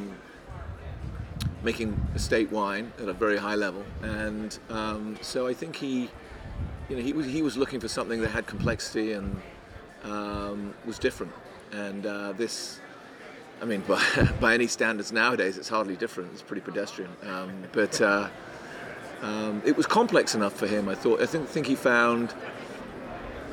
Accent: Devon, South West England, United Kingdom; also born or lived in Midlands, England; now in California, United States; But I grew up in Devon, in the southwest of England

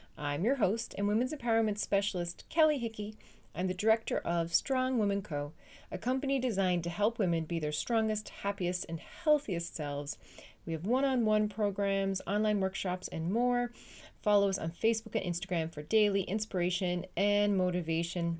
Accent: Newfoundland and Labrador, Canada; moved away as an adult; now in Netherlands; I am a Canadian. uh, Newfoundlanders specifically. Uh, I come from an island in the North Atlantic, uh, called Newfoundland, but I currently live in the Netherlands

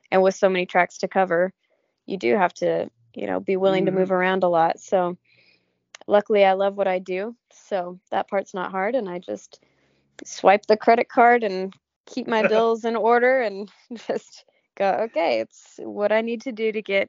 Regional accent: California, United States; So since I came from California, where I don't get a lot of seasons, I appreciate having all the seasons here, and it really makes you excited for spring.

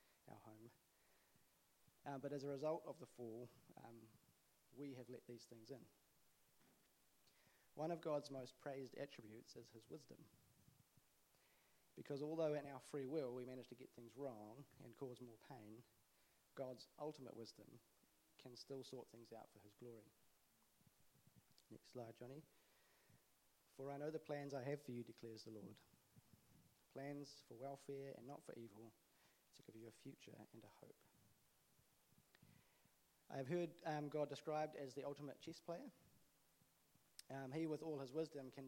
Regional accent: Auckland, New Zealand; the church I grew up in Auckland

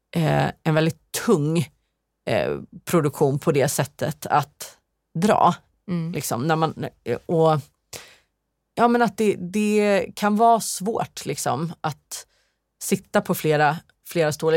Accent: Sweden; moved away; hemma i Sverige

